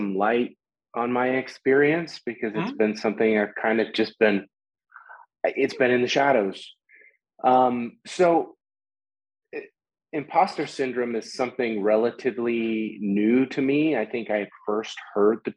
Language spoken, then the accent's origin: English; Colorado, United States; I'm from Colorado